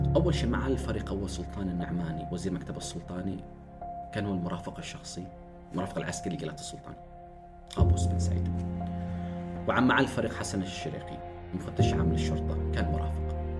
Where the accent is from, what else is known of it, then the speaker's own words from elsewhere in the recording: Oman; احنا في عمان